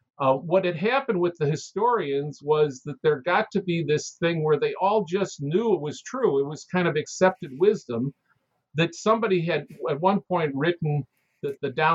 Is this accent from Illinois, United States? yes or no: yes; Chicago, Illinois, United States; I grew up in Chicago, and anybody who grew up in Chicago just knew that the name the Loop came from the elevated loop